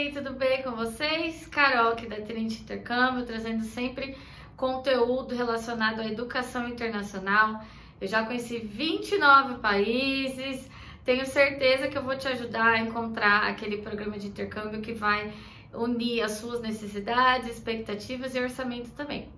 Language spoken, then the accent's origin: Portuguese; Brazil; Nós brasileiros